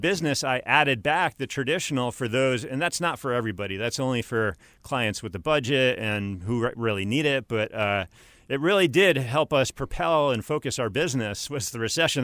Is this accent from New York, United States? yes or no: yes; upstate New York, United States; moved away as an adult; also born or lived in Miami, Florida, United States; now in Greenville, United States; I grew up in upstate New York, about one hundred fifty miles north of the city.